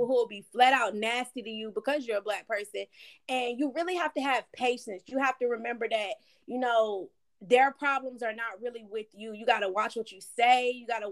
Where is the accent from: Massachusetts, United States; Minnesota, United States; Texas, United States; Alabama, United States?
Alabama, United States; moved away as an adult; I grew up in Alabama, and I was pretty much there my whole life